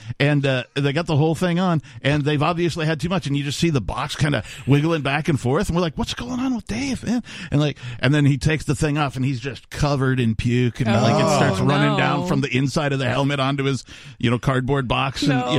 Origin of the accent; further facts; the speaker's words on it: Wisconsin, United States; now in New Hampshire, United States; growing up in Wisconsin